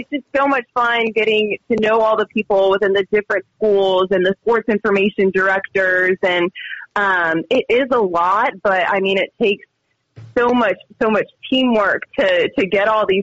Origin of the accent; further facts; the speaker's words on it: Florida, United States; moved away as an adult; now in Utah, United States; I'm from Florida